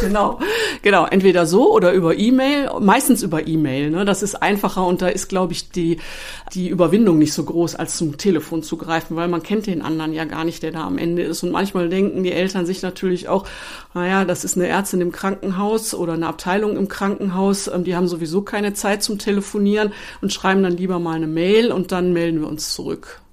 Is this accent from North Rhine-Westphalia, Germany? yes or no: yes; Duisburg, North Rhine-Westphalia, Germany; Ich bin gebürtige Duisburgerin, bin dann im Hause geblieben